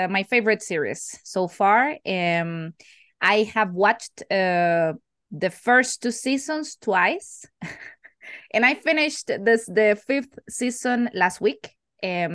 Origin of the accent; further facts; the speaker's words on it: Costa Rica; English is a second language; also born or lived in Canary Islands, Spain; I'm from Costa Rica. I've been living here almost all my life.